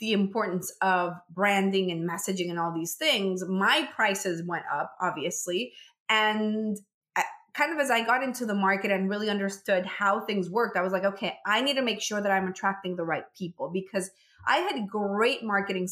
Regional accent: Venezuela; moved away as an adult; now in United States; I'm originally from Venezuela.

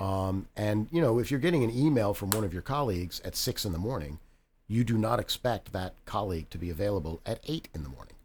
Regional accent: Reston, Virginia, United States; I'm, I'm from Reston originally, so I moved back to Reston.

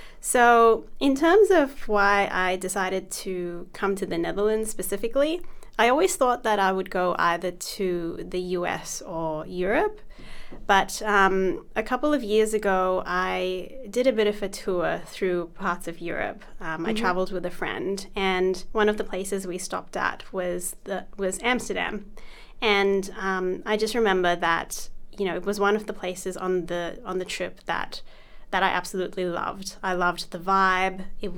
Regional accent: Australia; So as you mentioned, I'm from Australia, and I've been studying the Bachelor of Communications at Charlestown University in Australia.

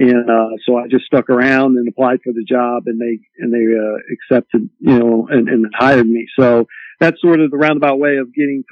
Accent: Columbus, Ohio, United States; moved away; I grew up in Columbus, you know, being a huge Ohio State football fan

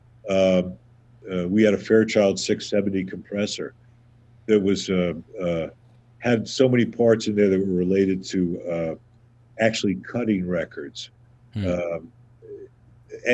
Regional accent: Southern Ohio, United States; now in New York, United States; I grew up in Southern Ohio

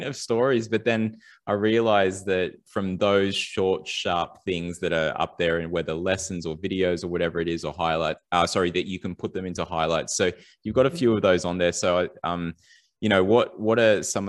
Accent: Sydney, New South Wales, Australia; growing up in Western Sydney

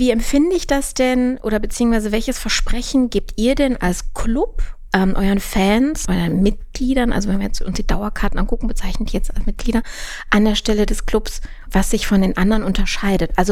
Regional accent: Düsseldorf, North Rhine-Westphalia, Germany; born there; also ich bin gebürtiger Düsseldorfer

